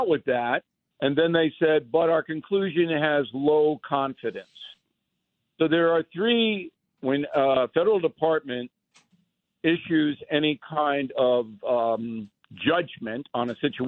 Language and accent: English; Levittown, New York, United States; When I was a kid on Long Island, Levittown, we played ice hockey